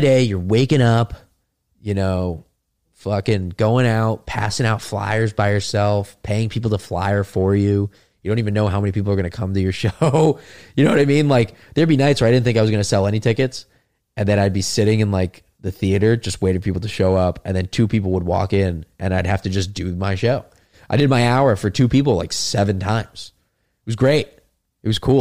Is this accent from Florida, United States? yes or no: yes; South Florida, United States; we're both from South Florida, right? I mean, it's just, like, we grew up in a place that nobody wants to leave